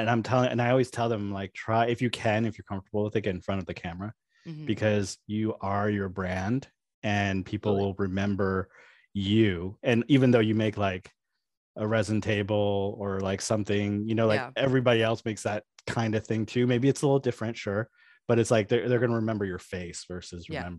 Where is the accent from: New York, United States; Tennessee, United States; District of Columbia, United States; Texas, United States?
New York, United States; I'm from New York.